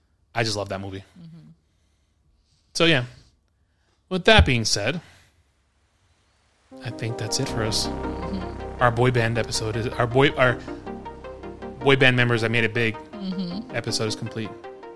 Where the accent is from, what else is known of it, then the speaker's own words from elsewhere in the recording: New York City, New York, United States; accent: New York; moved away; It reminded me of home, mm-hmm. of New York City, growing up in New York.